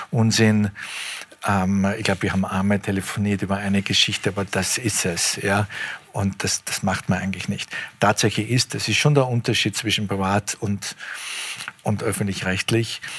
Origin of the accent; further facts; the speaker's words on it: Austria; Das ist mein Heimatland.